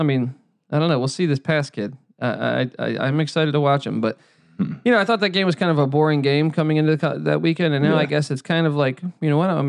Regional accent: Washington, District of Columbia, United States; moved away; also born or lived in Los Angeles; we grew up in the DC area.

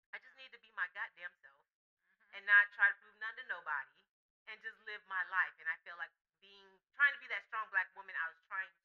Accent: Miami, Florida, United States; moved away as an adult; also born or lived in Atlanta, Georgia; now in Los Angeles, United States; I'm originally from Miami, Florida. I'm not from Florida. I'm from Miami.

